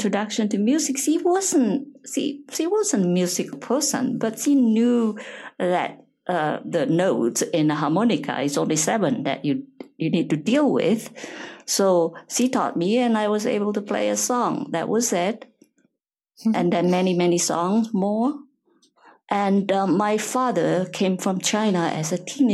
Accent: Indonesia; moved away as an adult; also born or lived in Germany; I was born in Indonesia

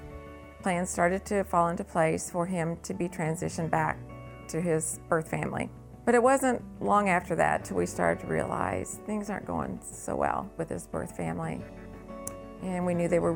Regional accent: Salem, United States; I grew up in Salem, went to the Methodist church there

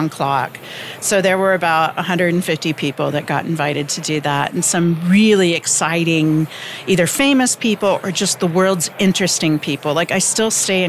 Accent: Midwestern U.S., United States; Growing up in Midwestern U.S. with very few connections

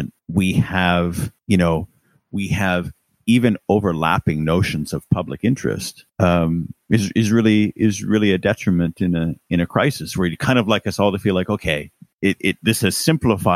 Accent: Canada; now in United Kingdom; as a Canadian

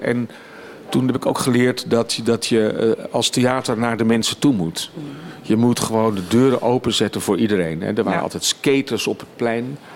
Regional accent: a village near Leiden, South Holland, Netherlands; moved away as an adult; een dorpje bij Leiden in de buurt, tussen Den Haag en Amsterdam in. Dus ik heb steeds vanuit dat dorp waar ik ben opgegroeid met mijn ouders

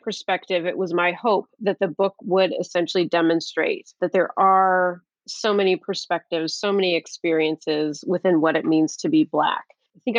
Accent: Midwest, United States; I was born here in the United States. I'm a Midwesterner.

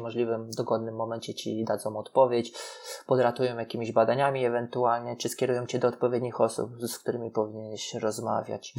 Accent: Poland; jesteśmy z Polski, że tutaj się uczyliśmy

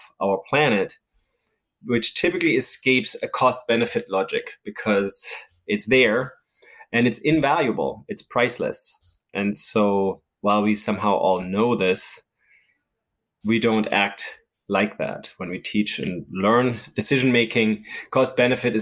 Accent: Germany; moved away; I grew up in Germany when we had an Eastern part, communist part

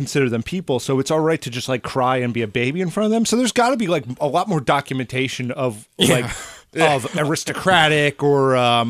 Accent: United States; we grew up in the American school system here

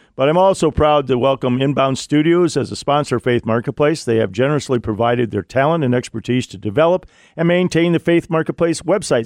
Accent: Ohio, United States; Ohio, my home state

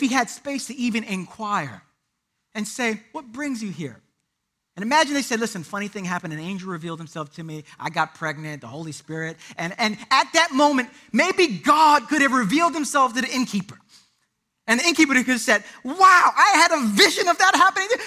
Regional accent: Puerto Rico; I'm Puerto Rican

